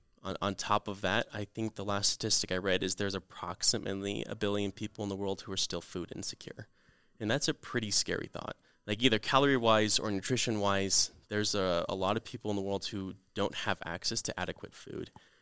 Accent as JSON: {"language": "English", "town": "Lehigh", "country": "United States", "tie": "born or raised there", "said": "I grew up in Lehigh, and Lehigh used to be really open, lots of farms, great farmland."}